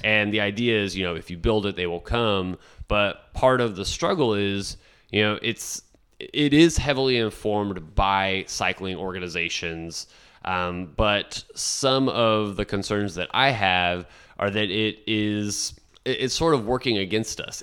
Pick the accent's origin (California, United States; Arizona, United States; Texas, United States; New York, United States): Texas, United States; San Benito; moved away as an adult; also born or lived in Kansas City, Missouri / San Miguel de Allende, Mexico / South Padre Island, Texas / Laguna Vista, Texas; now in San Marcos, United States; my family found our lifelong home in San Benito, Texas